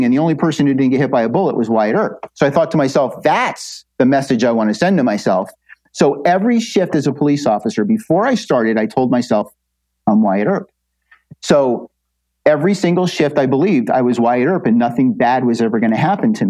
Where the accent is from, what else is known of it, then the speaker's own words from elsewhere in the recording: New Jersey, United States; I come from New Jersey